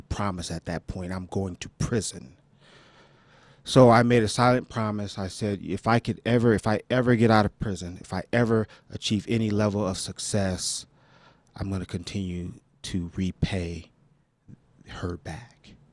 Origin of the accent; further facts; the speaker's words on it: Los Angeles, California, United States; I was born and raised in South Central L.A., two blocks from where Stan Tukey Williams and Raymond Washington